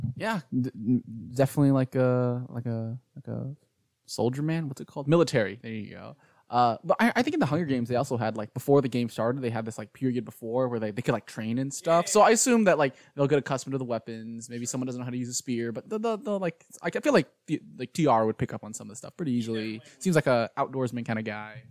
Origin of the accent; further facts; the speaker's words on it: Houston, Texas, United States; I'm from Houston